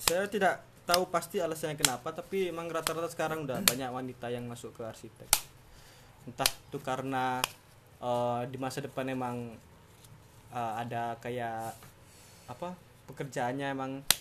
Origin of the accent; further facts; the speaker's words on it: Java, Indonesia; tempat saya kan saya kan asli Jawa nih mas